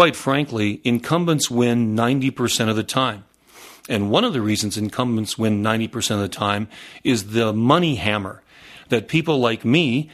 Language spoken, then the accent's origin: English; North Dakota, United States; growing up out in North Dakota